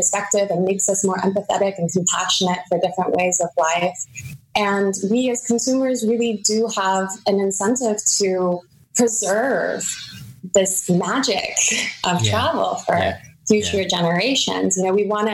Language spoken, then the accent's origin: English; United States; now in Germany; myself as an American who lives in Germany